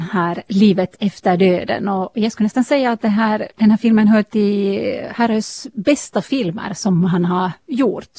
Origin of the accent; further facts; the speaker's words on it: eastern Uusimaa, Finland; jag själv är hemma från östra Nyland